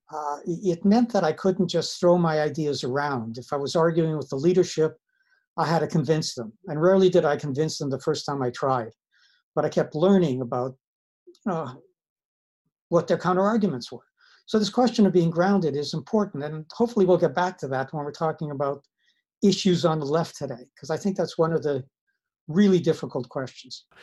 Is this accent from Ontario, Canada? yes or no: no; Winnipeg, Manitoba, Canada; also born or lived in Siberia / Madison, Wisconsin; I'm Canadian. I grew up uh, in Winnipeg. I was actually born in Siberia.